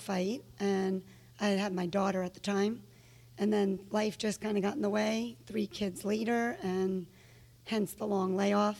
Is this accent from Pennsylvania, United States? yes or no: no; New York, United States; moved away as an adult; now in Charlotte, United States; I'm from New York originally.